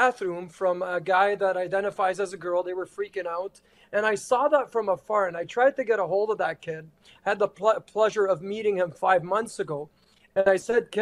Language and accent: English; Canada; I'm just a Canadian